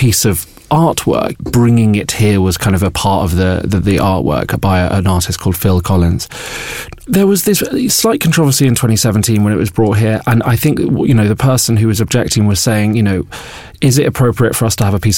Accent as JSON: {"language": "English", "town": "Bolton", "region": "North West England", "country": "United Kingdom", "tie": "born or raised there", "said": "When I was growing up in Bolton"}